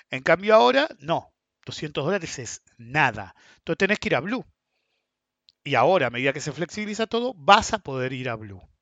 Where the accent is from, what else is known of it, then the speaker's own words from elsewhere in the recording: Argentina; Segundo, porque somos Argentina. Todos se van a tratar de salvar.